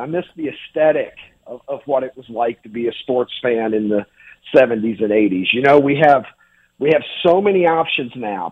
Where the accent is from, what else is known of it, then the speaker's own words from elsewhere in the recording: Kentucky, United States; moved away; I grew up in Kentucky.